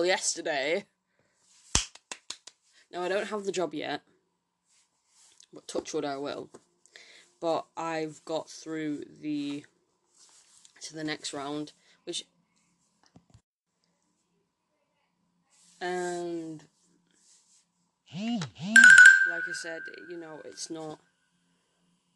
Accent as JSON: {"language": "English", "town": "Manchester", "region": "North West England", "country": "United Kingdom", "said": "I'm from Manchester."}